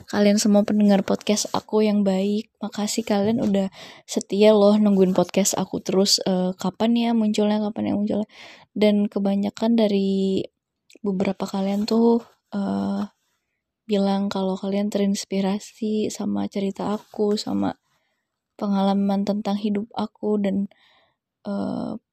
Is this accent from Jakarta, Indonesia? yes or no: yes; Jakarta, Indonesia; born there; dulu aku lahir di Jakarta pada bulan September tahun 1999